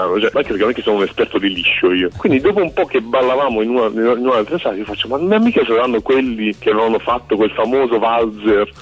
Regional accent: Taranto, Apulia, Italy; now in Rome, Italy; In realtà sono pugliese, sono nato a Taranto

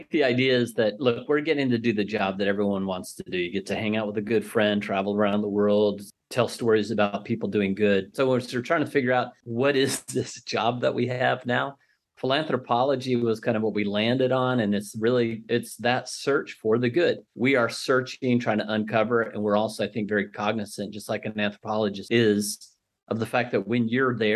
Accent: Bangkok, Thailand; the fact that we grew up in Bangkok and we have just a really big network and we've got a lot of friends that are all over the world, kids that we've just grown up with.

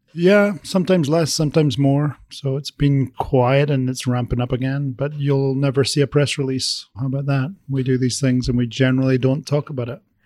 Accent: Scotland, United Kingdom; moved away; I was born in Scotland

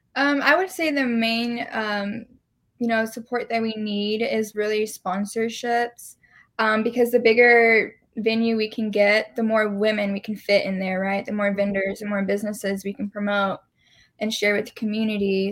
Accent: Dallas, Texas, United States; also born or lived in San Marcos / Lubbock; I was born and raised in Dallas

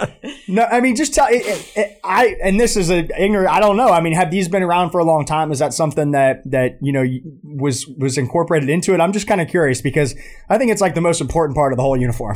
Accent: Atlanta, Georgia, United States; I grew up in Atlanta and got to go to the nineteen ninety-six Olympics

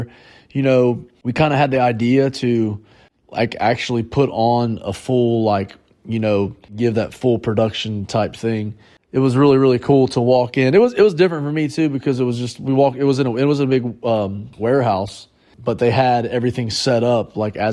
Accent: near Fort Laramie, Ohio, United States; That's near my hometown

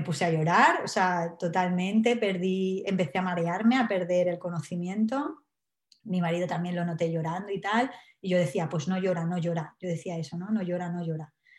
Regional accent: Alicante, Valencian Community, Spain; now in Wales, United Kingdom; yo soy de Alicante, pero ahora estoy viviendo en Gales.

